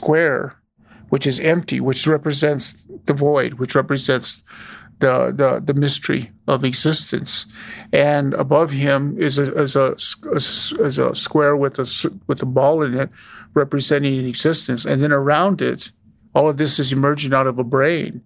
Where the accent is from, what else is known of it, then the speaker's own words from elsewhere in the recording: Wyoming, United States; growing up in Wyoming was torturous